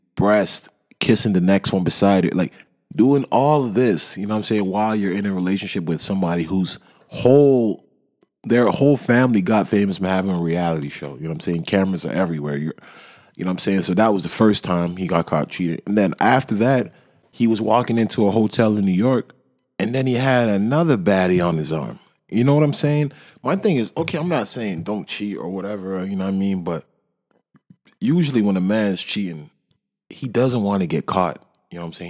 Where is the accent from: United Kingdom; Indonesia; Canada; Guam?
Canada; Toronto, Ontario; I'm from Toronto